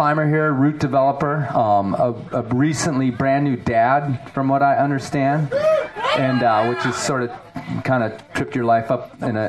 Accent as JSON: {"language": "English", "town": "Chicago", "region": "Illinois", "country": "United States", "tie": "born or raised there", "moved": "yes", "lives_now": "Colorado, United States", "said": "I grew up in Illinois, Chicago, as a city boy. And then I moved to Colorado, and I really haven't spent a lot of time down here"}